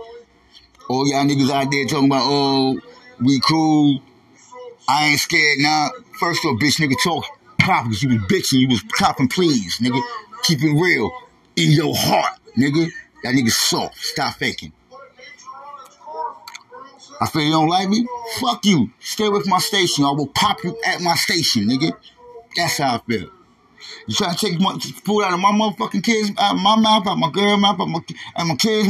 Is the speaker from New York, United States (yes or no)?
yes; New York, United States; moved away; I'm from New York State, nigga. We gangsters out there